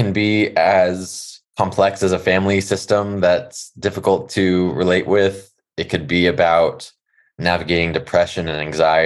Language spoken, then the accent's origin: English; Los Angeles, California, United States; growing up in California and Los Angeles